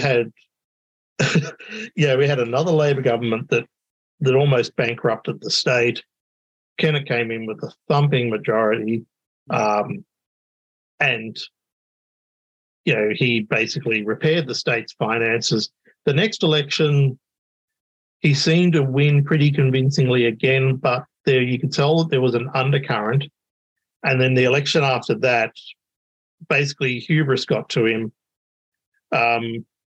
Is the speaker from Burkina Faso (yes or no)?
no; Victoria, Australia; now in Tasmania, Australia; born and raised in Victoria